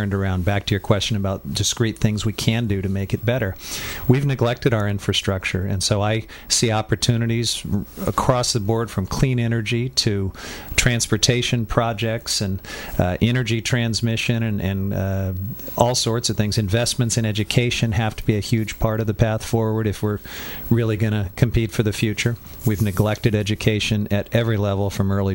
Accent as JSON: {"language": "English", "region": "Midwest", "country": "United States", "tie": "born or raised there", "moved": "yes", "said": "I grew up in the Midwest"}